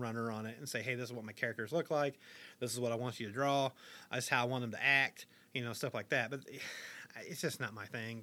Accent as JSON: {"language": "English", "town": "Harlan", "region": "Kentucky", "country": "United States", "tie": "born or raised there", "said": "I was born in Harlan, Kentucky, nineteen seventy-four"}